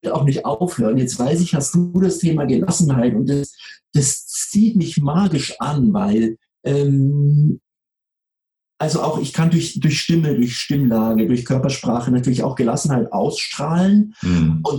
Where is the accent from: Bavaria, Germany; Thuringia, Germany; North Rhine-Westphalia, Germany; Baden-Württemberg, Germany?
Bavaria, Germany; Munich; Ich komme aus dem Süden, ich bin in München geboren und aufgewachsen.